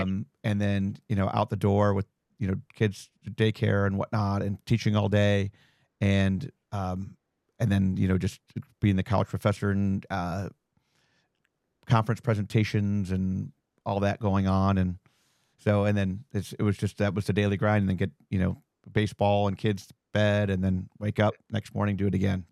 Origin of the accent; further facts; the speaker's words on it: Ohio, United States; moved away as an adult; also born or lived in Las Vegas; I'm from Ohio